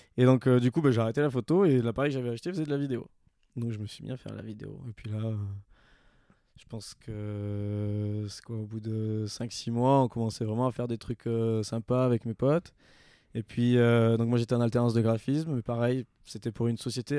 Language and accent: French; Toulouse, Occitania, France; moved away as an adult; now in Annecy, France; je suis originaire donc de Toulouse. Euh, j'ai déménagé sur Annecy il n'y a pas très longtemps, c'était en février